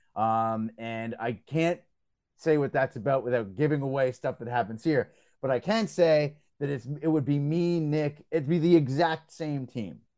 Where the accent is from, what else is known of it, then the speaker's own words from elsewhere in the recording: Belgium; now in Canada; I grew up in Belgium